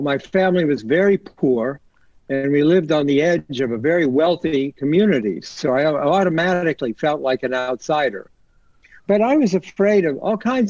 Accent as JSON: {"language": "English", "region": "Ohio", "country": "United States", "tie": "born or raised there", "said": "I grew up in Ohio in a very, you know, quiet suburb"}